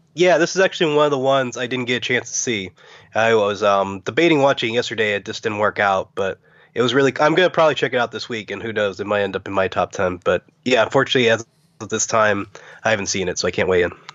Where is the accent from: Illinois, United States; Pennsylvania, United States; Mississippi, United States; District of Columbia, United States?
Pennsylvania, United States; Pittsburgh; I'm from Pittsburgh